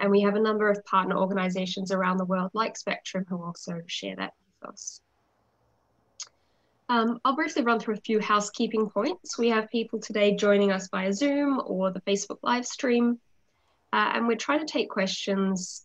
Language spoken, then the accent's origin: English; Australia; accent: Australian; moved away as an adult; now in Vancouver, Canada; Despite my Australian accent, I'm in fact joining you from mainland Vancouver.